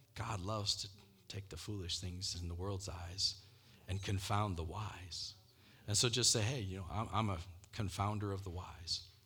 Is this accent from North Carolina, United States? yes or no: no; Michigan, United States; moved away as an adult; also born or lived in Denver, Colorado / Brazil; I grew up in Michigan